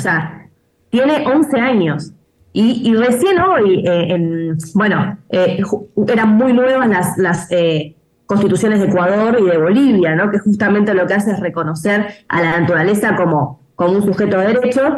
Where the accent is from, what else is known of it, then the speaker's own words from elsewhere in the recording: Argentina; also born or lived in Buenos Aires; en mi país eh, vivimos la peor sequía